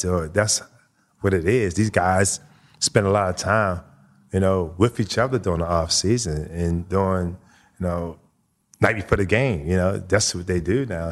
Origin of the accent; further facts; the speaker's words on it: Baltimore, Maryland, United States; moved away; growing up in Baltimore